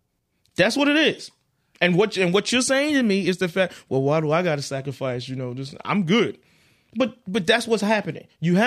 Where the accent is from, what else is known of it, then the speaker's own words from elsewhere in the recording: Carolina, United States; I'm from Carolina. You damn right. It would have made me go and support.